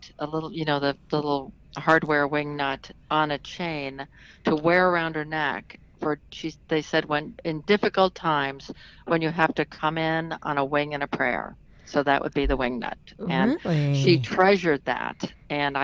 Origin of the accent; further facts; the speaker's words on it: upstate New York, United States; I grew up in upstate New York.